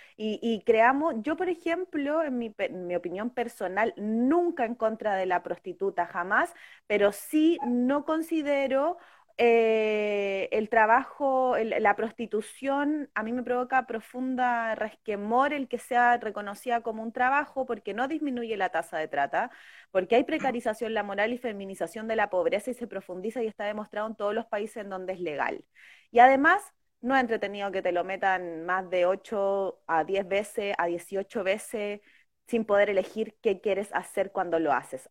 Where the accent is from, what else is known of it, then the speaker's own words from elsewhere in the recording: Chile; somos el pueblo de Chile